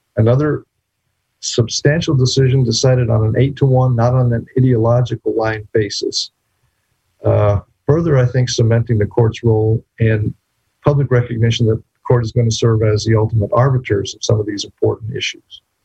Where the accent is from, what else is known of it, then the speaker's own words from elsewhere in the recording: New Mexico, United States; now in Texas, United States; my home state of Texas. Well, actually, I was born in New Mexico, but I've lived in Texas since 1988.